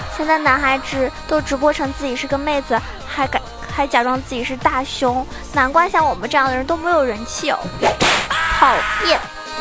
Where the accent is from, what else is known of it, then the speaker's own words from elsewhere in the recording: Zhejiang, China; 我是浙江人